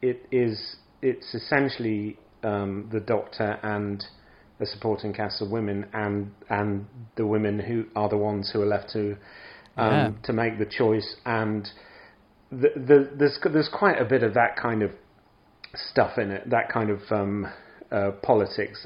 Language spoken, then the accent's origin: English; England, United Kingdom; moved away as an adult; now in Scandinavia; I grew up in England, and I lived now a long time in Scandinavia